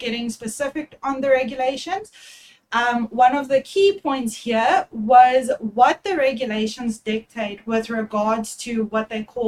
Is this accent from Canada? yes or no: no; Durban, KwaZulu-Natal, South Africa; I'm actually from Durban, so I attended once when I turned 18 or 19. I went to our big casino in Durban